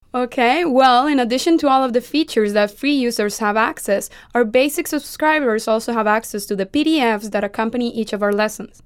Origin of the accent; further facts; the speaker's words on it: Costa Rica; we're famous for a laid-back attitude in my country